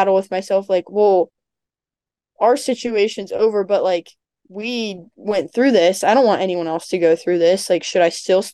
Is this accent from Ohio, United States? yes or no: yes; Ohio, United States; moved away as an adult; now in Virginia, United States; I'm from Ohio